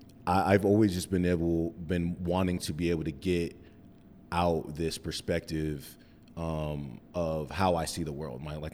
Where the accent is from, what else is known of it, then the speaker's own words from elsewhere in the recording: Cheyenne, Wyoming, United States; now in Denver, United States; I'm from Cheyenne, Wyoming. The thriving metropolis of Cheyenne, Wyoming. I moved to Denver in 2007